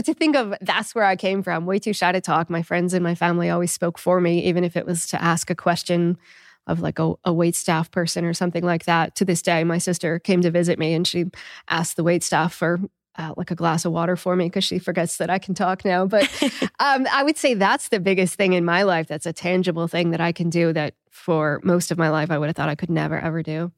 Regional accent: New England, United States; I'm from New England too

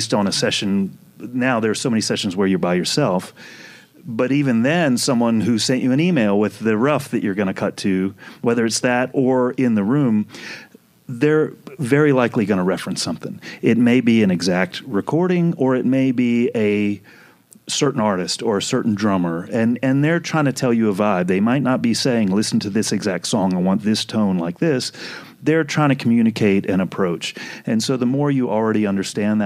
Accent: New Orleans, Louisiana, United States; I'm from New Orleans.

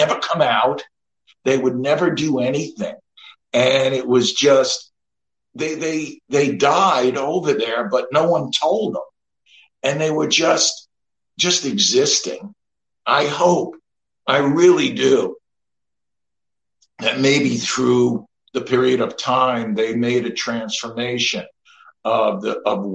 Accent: Long Island, New York, United States; I grew up in Long Island with pretty much just my mom in the 60s, my brother and sister.

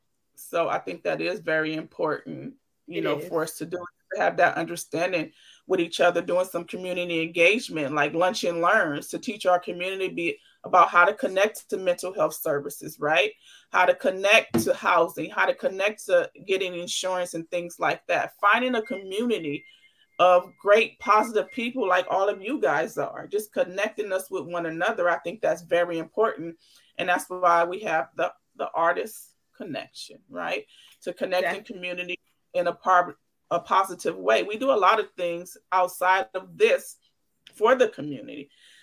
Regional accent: Los Angeles, California, United States; born there; I know I was born in the hospital in Los Angeles. So I'm like, I guess I'm from Los Angeles.

